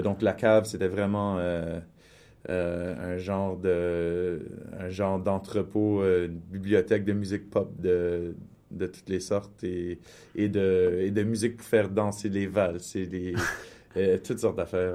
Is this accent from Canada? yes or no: yes; Winnipeg, Manitoba, Canada; moved away; also born or lived in Toronto; je suis issu de la, communauté franco-manitobaine de Winnipeg et mes parents sont, sont arrivés à Winnipeg de petits villages